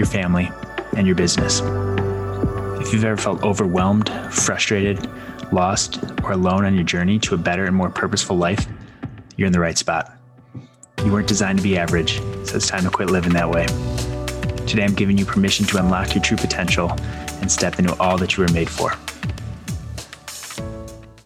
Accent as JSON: {"language": "English", "region": "Midwest", "country": "United States", "said": "I come from Midwest family too, like solid, you know, really solid upbringing"}